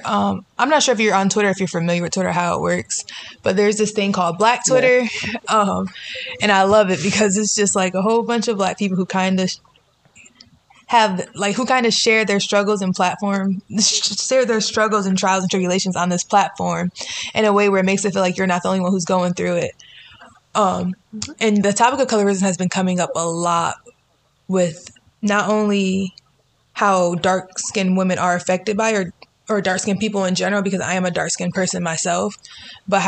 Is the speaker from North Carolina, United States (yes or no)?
yes; North Carolina, United States; I'm from North Carolina. Never been off the East Coast